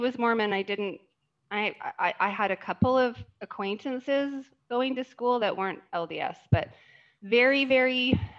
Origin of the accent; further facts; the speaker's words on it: Southern Alberta, Canada; I was born and raised in Southern Alberta, Canada, which I tell people it's more Utah than Utah.